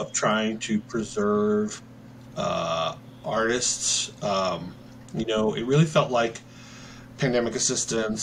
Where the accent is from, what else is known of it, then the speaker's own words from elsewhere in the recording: Seattle, Washington, United States; moved away; also born or lived in New York; I grew up in the Seattle area, so I chose Seattle and moved back here